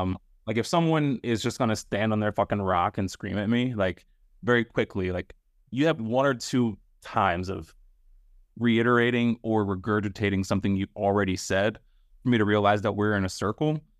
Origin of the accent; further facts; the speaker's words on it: United States; growing up in America